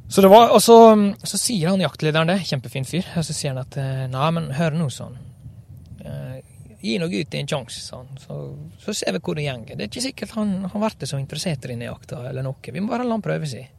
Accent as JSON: {"language": "Norwegian", "region": "Western Norway", "country": "Norway", "said": "Eh, det er klart, eh, jeg er vel en vestlending. Jeg er det. Jeg trives godt her oppe, sjøl om dialekta henger lite grann igjen."}